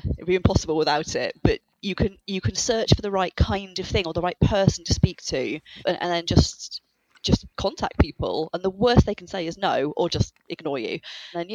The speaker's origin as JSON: {"language": "English", "country": "United Kingdom", "said": "I'm British."}